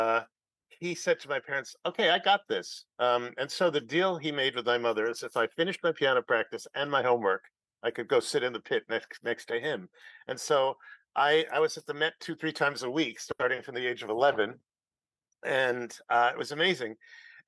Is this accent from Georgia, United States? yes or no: no; New York City, New York, United States; I was born on the Upper West Side in Manhattan